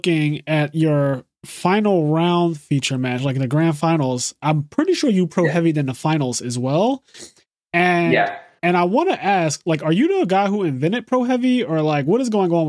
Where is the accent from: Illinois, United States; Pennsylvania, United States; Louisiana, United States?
Pennsylvania, United States; Philadelphia; I'm from the Philly area, but I'm also, like, tri-state. So, like, New York is close to me. Jersey's close to me. Maryland, Baltimore, all that stuff.